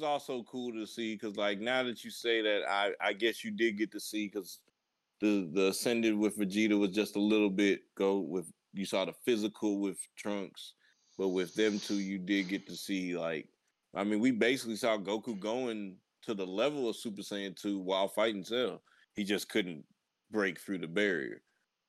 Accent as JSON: {"language": "English", "region": "the North", "country": "United States", "tie": "born or raised there", "also_born_or_lived": "the South (US)", "accent": "country", "moved": "yes", "lives_now": "Southern United States", "said": "I watched Dragon Ball growing up north."}